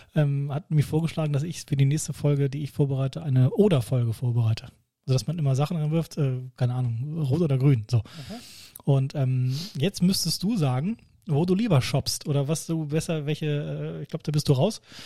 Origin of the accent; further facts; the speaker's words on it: near Laatzen, Lower Saxony, Germany; now in Hanover, Germany; ich komme aus Bimrode, also nicht weit weg von Laatzen